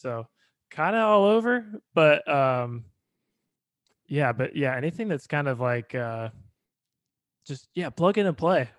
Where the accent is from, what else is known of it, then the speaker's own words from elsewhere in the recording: Bloomington, Indiana, United States; moved away as an adult; now in Nashville, United States; I grew up in Bloomington, Indiana